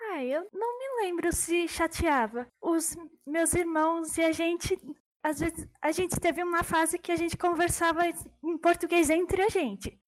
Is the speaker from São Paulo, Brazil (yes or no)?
yes; São Paulo, Brazil; first language German; eu nasci aqui no Brasil